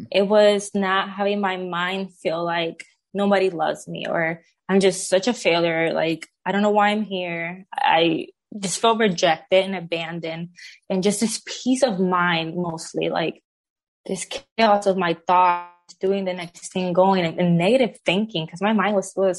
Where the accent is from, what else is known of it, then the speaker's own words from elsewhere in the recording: Puerto Rico; now in Oklahoma City, United States; I was born and raised in Puerto Rico by a single mom